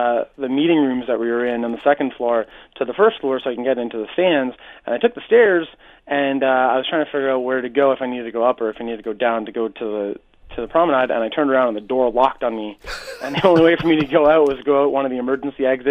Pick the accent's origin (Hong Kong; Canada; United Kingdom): Canada; Hamilton, Ontario; Yeah, I'm from Hamilton.